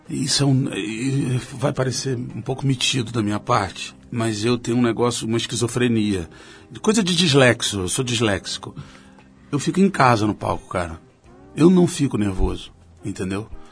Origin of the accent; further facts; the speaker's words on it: Rio de Janeiro, Brazil; como carioca